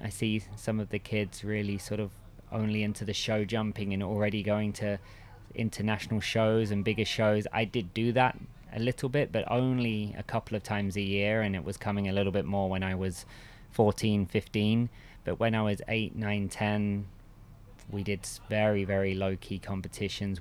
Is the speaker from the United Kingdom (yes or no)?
yes; Bishop's Stortford, East of England, United Kingdom; I grew up in England. Um, actually, pretty much in the same village where I am now, um, which is Bishop Stortford, next to Stansted Airport